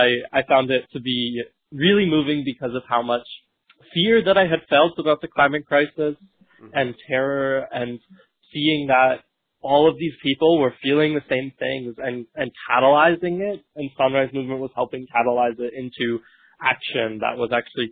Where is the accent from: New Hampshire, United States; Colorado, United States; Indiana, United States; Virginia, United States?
New Hampshire, United States; moved away as an adult; also born or lived in New York; now in Brooklyn, United States; Originally, I come from New Hampshire, but have been living in New York all year